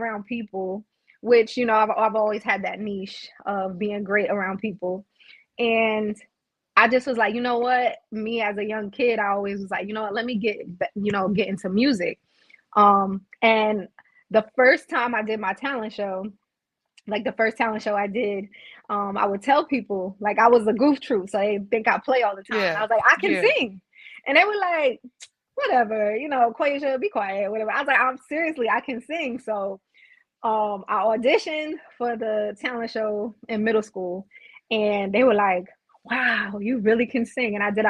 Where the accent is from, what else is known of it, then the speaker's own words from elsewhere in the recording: Brooklyn, New York, United States; now in South Carolina, United States; So I'm originally from Brooklyn, New York, moved down to South Carolina, moved back to New York, and then now I'm back in South Carolina.